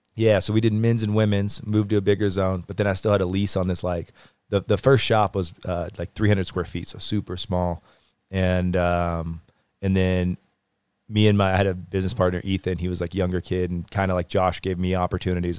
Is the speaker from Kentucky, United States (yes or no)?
yes; Louisville, Kentucky, United States; moved away; also born or lived in Whitefish, Montana / Kalispell, Montana / Salt Lake City, Utah; originally Louisville, Kentucky, so like Midwest area